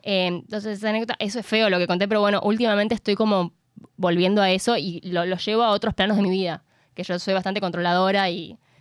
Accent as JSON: {"language": "Spanish", "region": "San Juan", "country": "Argentina", "said": "soy sanjuanina"}